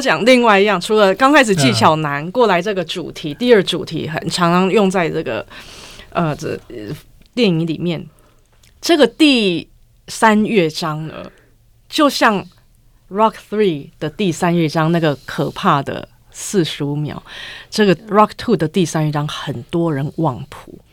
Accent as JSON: {"language": "Chinese", "country": "United States", "tie": "born or raised there", "moved": "yes", "said": "像我这种在美国长大的"}